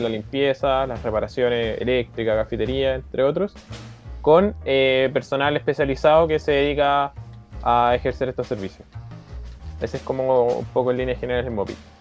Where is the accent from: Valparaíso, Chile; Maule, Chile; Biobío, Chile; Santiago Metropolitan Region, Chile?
Valparaíso, Chile; Fifth Region; todos tenemos orígenes diferentes dentro de Chile, pero yo soy de la quinta región